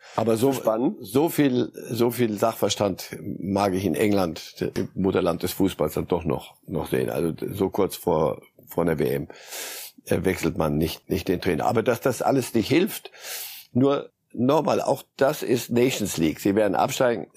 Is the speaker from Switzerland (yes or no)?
yes; Switzerland; moved away; bin ja Schweizer und habe da lange genug gelebt.